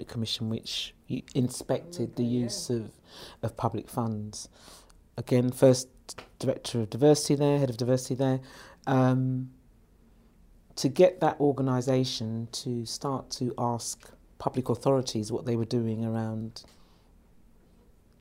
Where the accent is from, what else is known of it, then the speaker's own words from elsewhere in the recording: London, United Kingdom; In my hometown where I'm born, 15 minutes away from where I live, in an area that was decimated historically, underdeveloped